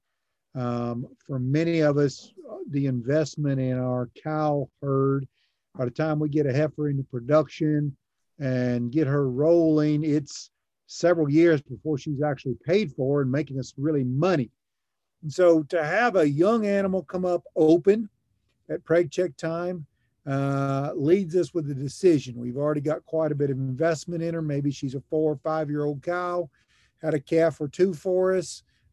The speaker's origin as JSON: {"language": "English", "town": "Lexington", "region": "Kentucky", "country": "United States", "tie": "born or raised there", "also_born_or_lived": "Oklahoma", "moved": "as an adult", "lives_now": "Gainesville, United States", "said": "I grew up in Lexington, Kentucky"}